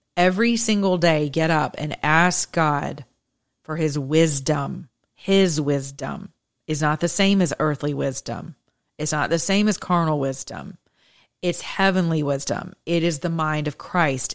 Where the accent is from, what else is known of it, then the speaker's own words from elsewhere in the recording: the South, United States; I'm from the South.